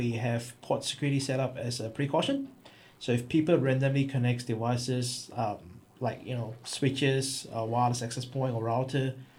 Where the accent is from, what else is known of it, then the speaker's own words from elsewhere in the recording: Malaysia; moved away as an adult; now in Australia; I'm not from here. I'm from Malaysia. So I came here back 2004 when I was a student. Obviously, I like this place, hence I'm staying here.